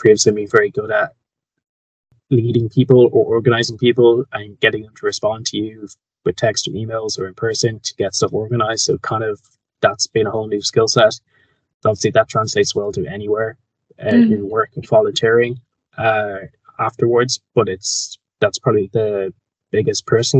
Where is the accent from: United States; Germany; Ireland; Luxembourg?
Ireland; Kildare, Leinster; I'm Irish. I'm from Kildare, which is just outside of Dublin